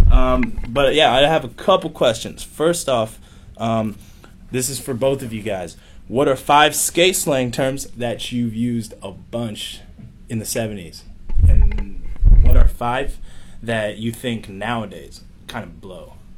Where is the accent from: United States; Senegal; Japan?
United States; moved away as an adult; now in China; the reason I speak the best English is because I'm from the States